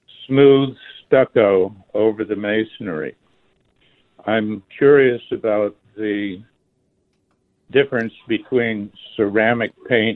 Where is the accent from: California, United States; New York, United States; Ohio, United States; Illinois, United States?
California, United States; moved away as an adult; also born or lived in Alaska; now in Tucson, United States; First 30 years in California, second 30 years in Alaska.